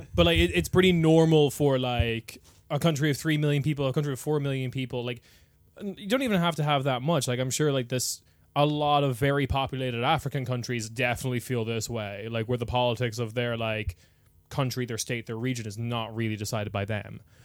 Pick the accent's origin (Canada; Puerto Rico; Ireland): Ireland; moved away as an adult; also born or lived in United Kingdom / Germany; I moved from Ireland to the U K or, like, to Germany